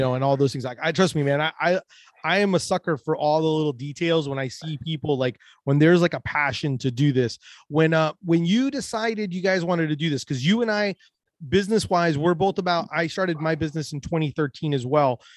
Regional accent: Orlando, Florida, United States; we're both from Orlando

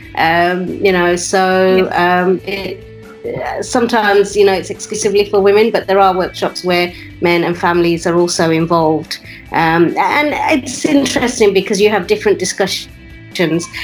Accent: West Midlands, United Kingdom; My parents were migrants to the UK, and that's where I was uh, brought up

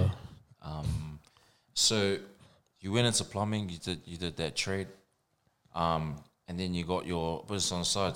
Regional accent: New Zealand; I'm from New Zealand

